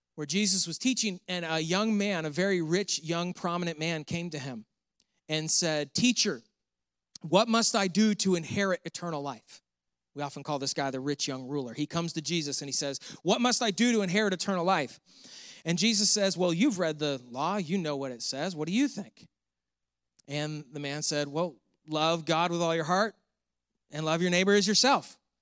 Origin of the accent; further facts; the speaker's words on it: Canandaigua, New York, United States; moved away as an adult; also born or lived in Pittsburgh, Pennsylvania / the South (US); the Seneca Nation started in my hometown, Canandaigua, New York